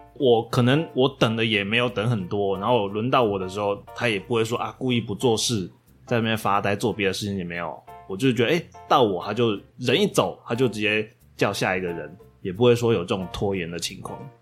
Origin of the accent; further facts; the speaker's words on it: northern Taiwan, Taiwan; 我们北部人